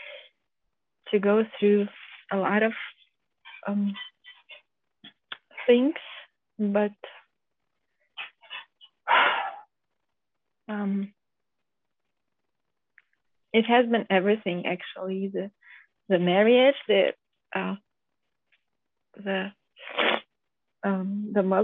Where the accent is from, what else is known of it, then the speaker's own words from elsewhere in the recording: Lithuania; now in Germany; me and my husband, we come from Lithuania.